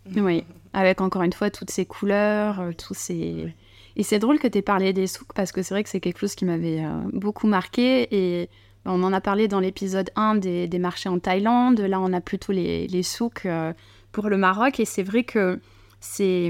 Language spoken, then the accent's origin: French; Bordeaux, Nouvelle-Aquitaine, France; accent: bordelais; mon petit accent bordelais